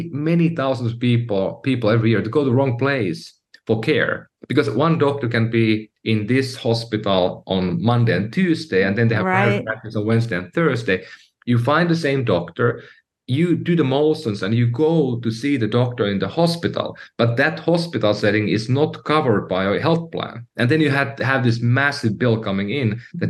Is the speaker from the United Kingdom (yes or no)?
no; Finland; moved away as an adult; now in United States; I'm from Finland, Europe, and I came to the U.S., you know, a few years earlier